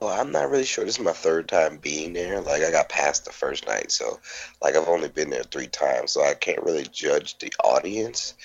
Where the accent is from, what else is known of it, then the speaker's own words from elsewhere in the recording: New Orleans, Louisiana, United States; I'm a comic from New Orleans